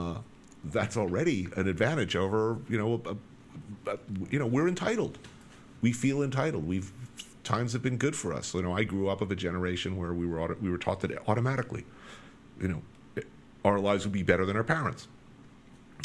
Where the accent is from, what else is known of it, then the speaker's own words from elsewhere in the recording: New York City, New York, United States; I'm an American. I'm a New Yorker